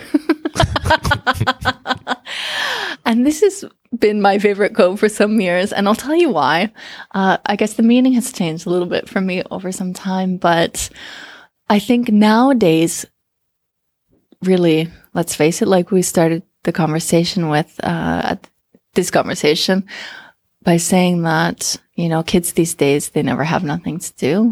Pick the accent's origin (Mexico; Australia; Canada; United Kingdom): Canada; moved away as an adult; now in Finland; born and raised in Canada